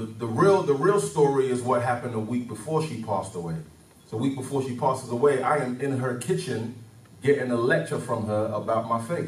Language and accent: English; London, United Kingdom; moved away as an adult; also born or lived in Nigeria; Nigerian, born in Nigeria. I lived there till I was 9 years old. Then I moved to London when I was nine. And so from 9 till 27, I was in London.